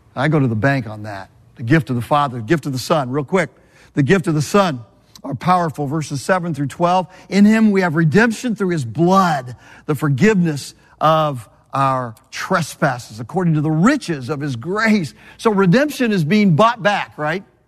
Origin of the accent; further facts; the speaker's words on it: Southern California, United States; moved away; also born or lived in Birmingham, Alabama; I'm from Southern California.